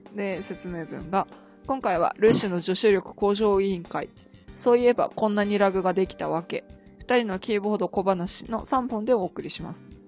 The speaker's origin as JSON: {"language": "Japanese", "region": "Akita", "country": "Japan", "tie": "born or raised there", "said": "私の出身地の秋田市の成人式でそれがあって、"}